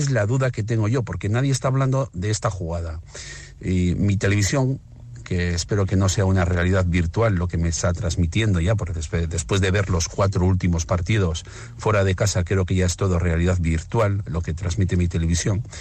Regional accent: Gijón, Asturias, Spain; nosotros parece que salimos sin sentir que somos de Gijón. Yo trabajo en Oviedo.

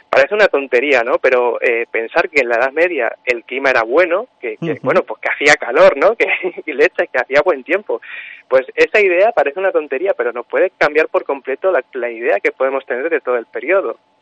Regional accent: Puerto de Béjar, Castile and León, Spain; yo soy de Puerto de Béjar, pero, pero bueno, mi madre es de Montemayor del Río

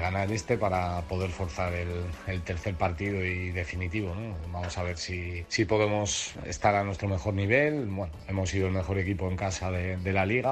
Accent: Pamplona, Navarre, Spain

